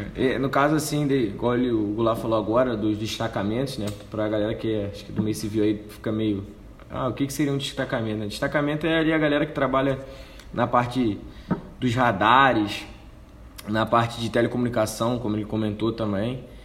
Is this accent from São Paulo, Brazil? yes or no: no; Rio de Janeiro, Brazil; moved away as an adult; now in Anápolis, Brazil